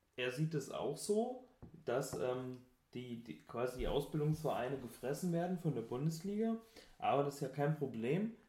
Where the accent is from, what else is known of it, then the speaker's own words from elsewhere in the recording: North Hesse, Germany; Ich komme ähm, aus Hessisch-Sibirien, also aus Nordhessen